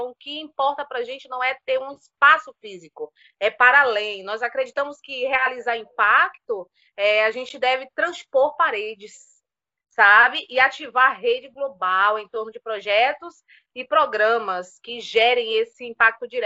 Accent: Cachoeira, Bahia, Brazil; moved away as an adult; now in Campinas, Brazil; Então, eu sou baiana, assim, do recôncavo da Bahia, da cidade de Cachoeira, pertinho de Salvador. Vivi a vida inteira lá, me formei, né, ganhei experiência profissional, andei bastante, né, por aquela região da Bahia, do Nordeste. E vim para cá porque casei.

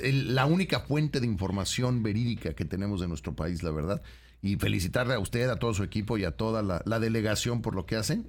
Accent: Mexico; somos mexicanas y mexicanos

